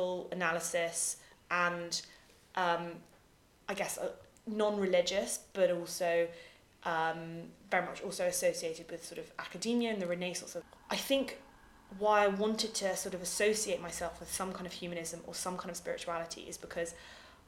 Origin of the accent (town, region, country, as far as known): United Kingdom